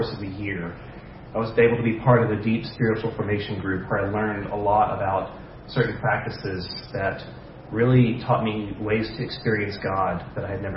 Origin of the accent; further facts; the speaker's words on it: Dallas, Texas, United States; I was born in Dallas